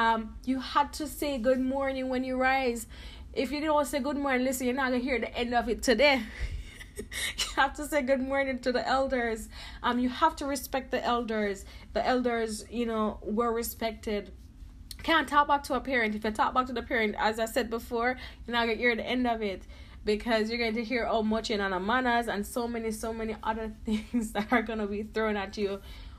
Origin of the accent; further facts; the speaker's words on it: Jamaica; growing up in Jamaica